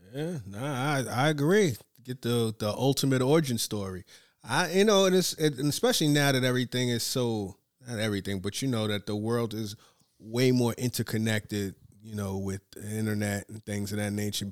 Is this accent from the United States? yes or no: yes; United States; as an American